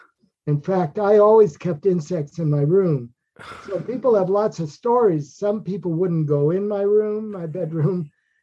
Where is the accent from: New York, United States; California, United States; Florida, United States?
New York, United States; I was born in Manhattan, New York.